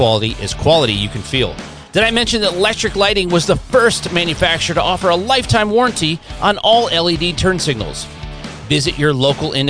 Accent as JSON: {"language": "English", "town": "Detroit", "region": "Michigan", "country": "United States", "moved": "as an adult", "lives_now": "Florida, United States", "said": "I'm from Detroit"}